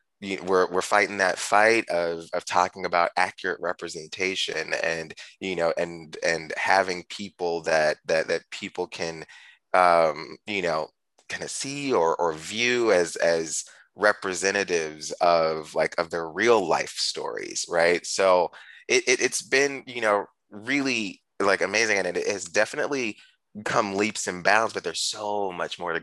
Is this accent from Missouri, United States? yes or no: yes; Ferguson, Missouri, United States; I'm from St. Louis, but in a particularly from a town called Ferguson